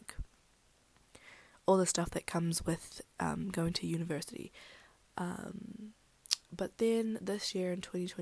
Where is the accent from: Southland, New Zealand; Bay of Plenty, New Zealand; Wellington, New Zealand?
Wellington, New Zealand; born or raised there; also born or lived in Philippines